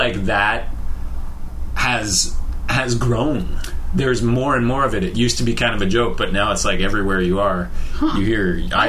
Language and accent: English; San Francisco, California, United States; born there; I was born in San Francisco.